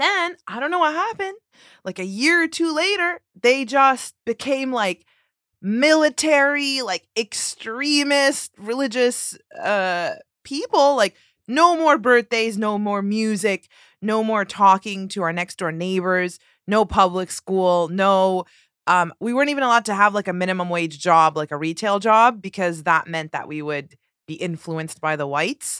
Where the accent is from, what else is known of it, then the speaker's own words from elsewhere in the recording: Toronto, Ontario, Canada; moved away as an adult; now in New York City, United States; I'm from Toronto and I just moved here in January